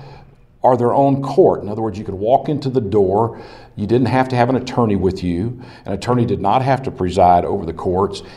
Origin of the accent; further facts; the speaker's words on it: Slaton, Texas, United States; I was born and raised in Slayton, Texas